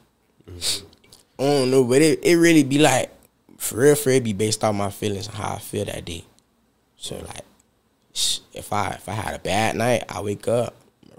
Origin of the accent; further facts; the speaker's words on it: Fort Pierce, Florida, United States; also born or lived in Palm Beach, Florida; I ain't really stayed there since like fifth grade. I've been in Fort Pierce